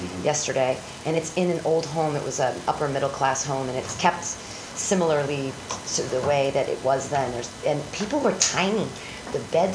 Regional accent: United States; we're from the United States

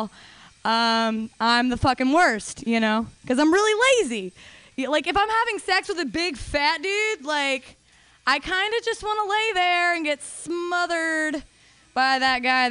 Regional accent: Denver, Colorado, United States; I'm from Denver

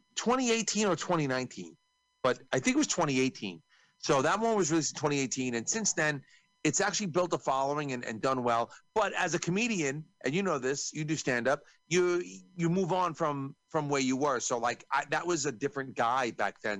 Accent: New York, United States; I'm from New York

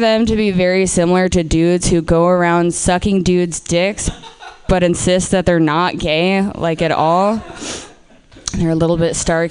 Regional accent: Portland, Oregon, United States; I'm from Portland. I'm from Portland, Oregon

